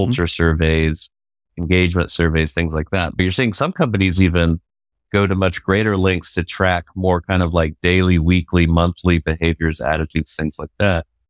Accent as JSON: {"language": "English", "town": "Georgetown", "region": "Texas", "country": "United States", "tie": "born or raised there", "also_born_or_lived": "Abilene, Texas / Arlington, Texas", "said": "I grew up in Georgetown, Texas, which is about twenty miles north of Austin"}